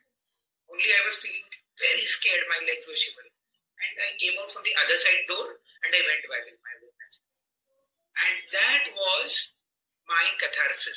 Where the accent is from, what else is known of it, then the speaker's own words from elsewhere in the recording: Mumbai, Maharashtra, India; we grew up in the 75 and 80s, you know, in the 80s, Mumbai, I come from Mumbai